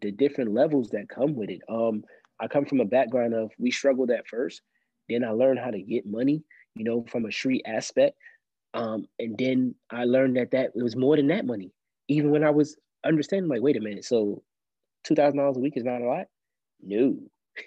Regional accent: New York City, New York, United States; now in Columbia, South Carolina, United States; I grew up in Brooklyn, New York, mostly

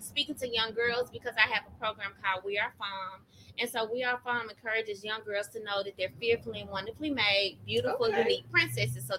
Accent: Jackson, Tennessee, United States; moved away as an adult; now in Middle Tennessee, United States; I'm originally from Jackson, Tennessee

